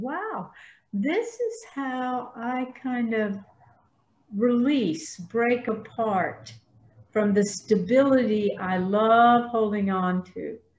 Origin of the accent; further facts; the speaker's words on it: the South, United States; accent: Southern; I have erased as much of my Southern accent as I can.